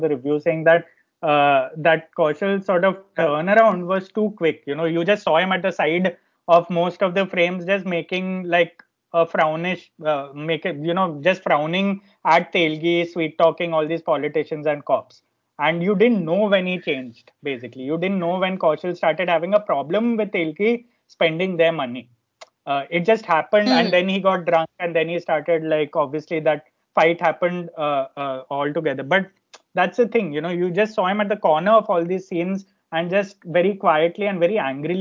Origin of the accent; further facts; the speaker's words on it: Ahmedabad, Gujarat, India; also born or lived in Bombay; growing up in Ahmedabad